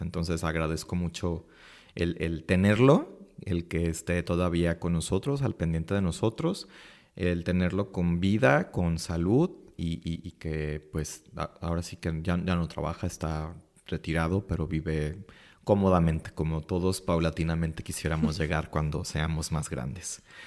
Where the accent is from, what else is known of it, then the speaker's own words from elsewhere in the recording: Guadalajara, Jalisco, Mexico; soy de aquí de Guadalajara, Jalisco.